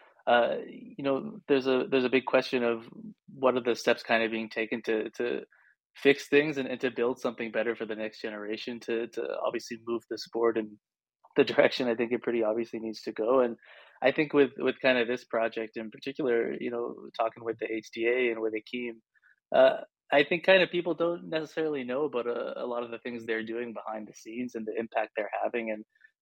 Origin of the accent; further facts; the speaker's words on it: Calgary, Alberta, Canada; now in Ontario, Canada; For me, I grew up in Calgary, so it's kind of a little bit of a different hockey culture than where I am now in Ontario.